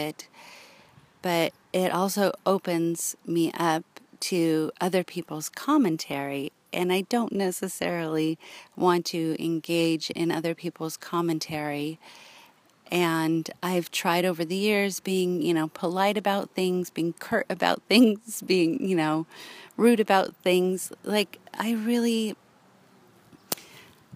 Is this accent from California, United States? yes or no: yes; Los Angeles, California, United States; moved away; growing up in Los Angeles